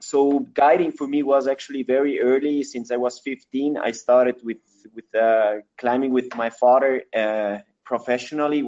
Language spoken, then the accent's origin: English; Ecuador; English is a second language; also born or lived in Switzerland; I grew up here in Ecuador 38 years ago.